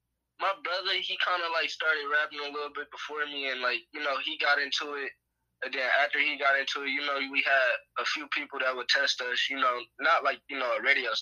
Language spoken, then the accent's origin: English; Detroit, Michigan, United States; I'm from Detroit, Michigan.